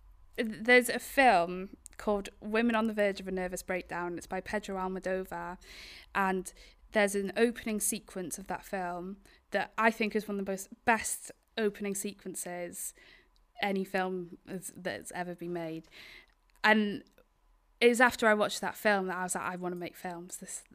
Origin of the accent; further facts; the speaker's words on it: Wales, United Kingdom; Yeah, Isle of Anglesey.